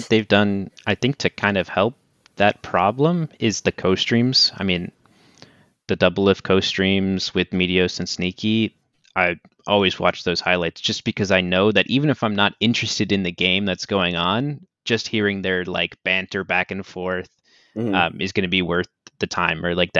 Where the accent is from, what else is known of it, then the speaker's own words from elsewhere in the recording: Boston, Massachusetts, United States; So it's like, I'm a Red Sox fan because I'm from Boston, obviously